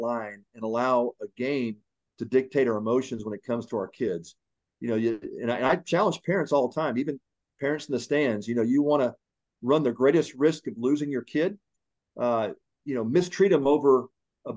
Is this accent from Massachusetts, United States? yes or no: no; Houston, Texas, United States; also born or lived in Rhode Island; I was born in Rhode Island. Didn't spend a lot of time there in the Northeast. We got down to Texas when I was young. My grandfather actually moved the family down to open up a restaurant in the Houston area. And so that's where I was raised, and just outside of Houston